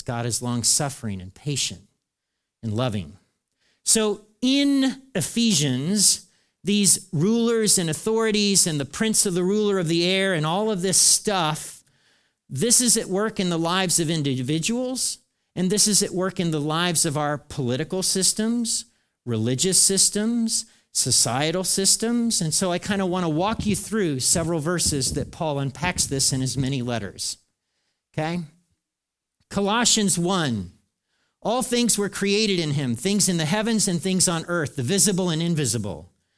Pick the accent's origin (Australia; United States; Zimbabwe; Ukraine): United States; I'm an American